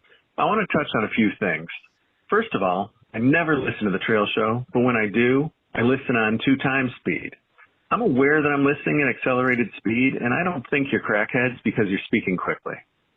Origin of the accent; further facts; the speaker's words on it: Michigan, United States; moved away; I'm originally from Michigan